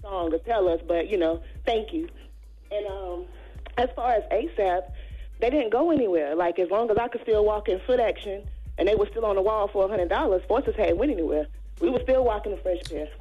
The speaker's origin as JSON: {"language": "English", "region": "North Carolina", "country": "United States", "moved": "yes", "lives_now": "Virginia, United States", "said": "I'm from North Carolina"}